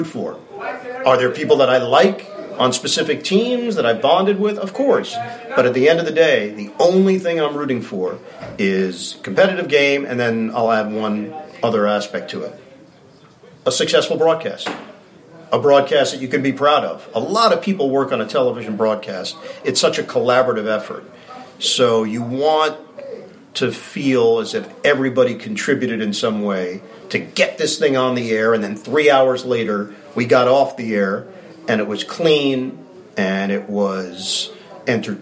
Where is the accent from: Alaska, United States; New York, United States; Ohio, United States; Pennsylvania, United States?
New York, United States; New York City; moved away as an adult; now in New Jersey, United States; I grew up in New York